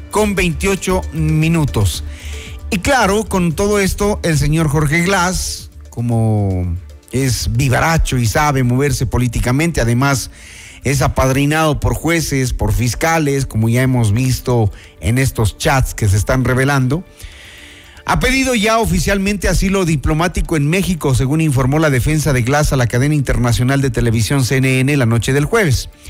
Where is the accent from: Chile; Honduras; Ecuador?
Ecuador; Como ecuatorianos debemos exigir al presidente de la República que no se dé paso a la impunidad.